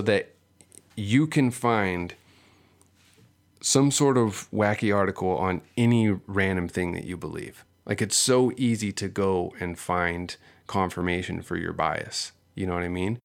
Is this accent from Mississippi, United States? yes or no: no; Seal Beach, California, United States; growing up here, growing up in Southern California, I grew up in Seal Beach